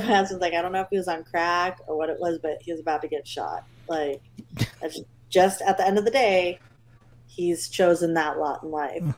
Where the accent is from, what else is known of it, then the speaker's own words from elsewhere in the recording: California, United States; now in Georgia, United States; I'm from California.